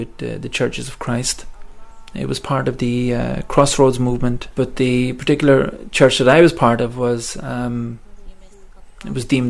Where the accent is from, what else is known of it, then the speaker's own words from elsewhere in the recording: Coventry, West Midlands, United Kingdom; I'm a Gori resident. I was born in Coventry, England, but my parents are Irish. My grandparents are Irish, so my history is Irish. And I was brought up here, basically.